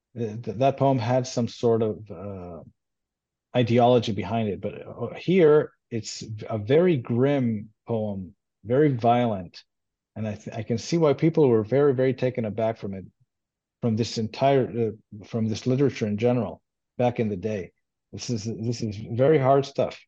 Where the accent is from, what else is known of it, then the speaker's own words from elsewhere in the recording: Israel; first language Hebrew; English is a second language; I grew up in Israel, and I grew up uh, Jewish, and uh, and I speak Hebrew. That's my uh, native language